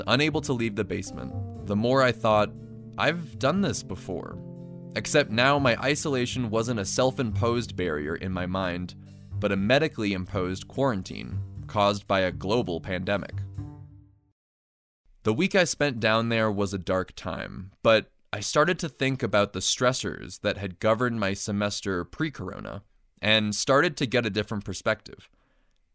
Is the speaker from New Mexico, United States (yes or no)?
yes; Santa Fe, New Mexico, United States; moved away as an adult; I felt like if I returned to New Mexico after I graduated, that I would be giving up and sacrificing possible career opportunities.